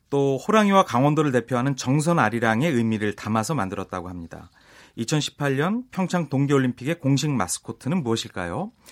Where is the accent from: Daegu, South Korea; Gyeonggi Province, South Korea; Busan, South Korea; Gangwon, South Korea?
Gangwon, South Korea; Pyeongchang; 꼭잘 되었으면 작게는 저희 고향서부터 더